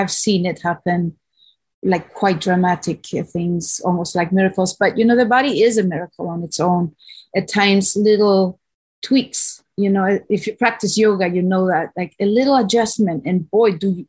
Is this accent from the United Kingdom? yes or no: no; Spain; moved away as an adult; now in Hawaii, United States; I'm from Spain